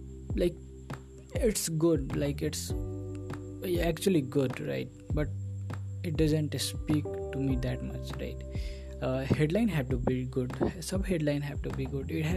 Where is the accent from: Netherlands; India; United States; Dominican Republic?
India; English is a second language; I am from India